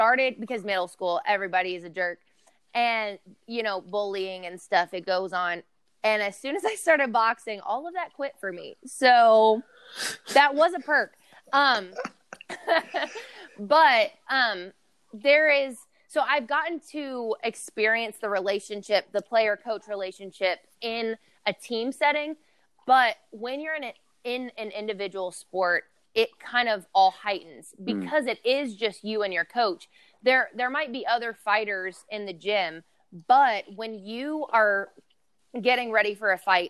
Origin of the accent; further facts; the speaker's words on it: Lexington, Kentucky, United States; I actually fight out of Louisville, Kentucky, even though I'm from Lexington.